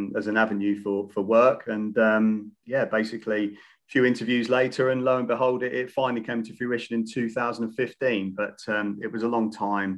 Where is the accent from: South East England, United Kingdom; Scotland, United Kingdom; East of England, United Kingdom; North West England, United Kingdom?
East of England, United Kingdom; Newmarket; moved away as an adult; also born or lived in Surrey / Qatar; I'm from Newmarket in Suffolk, so I'm surrounded by horses.